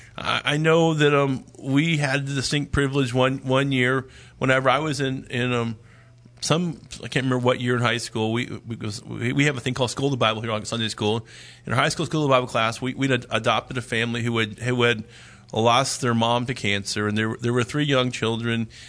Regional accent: Dallas, Texas, United States; moved away; we're originally from the Dallas area

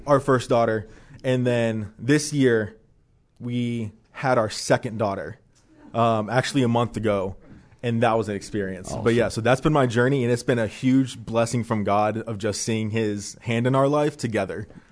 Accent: Dayton, Ohio, United States; moved away; I'm from Dayton, Ohio

